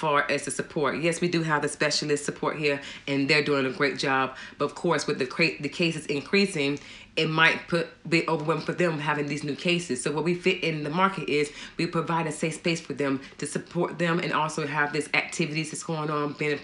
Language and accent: English; United States; moved away as an adult; now in Gloucestershire, United Kingdom; I'm from America